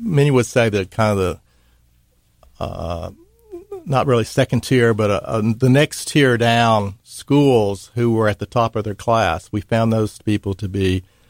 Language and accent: English; Mississippi, United States; well, I'm from Mississippi, right?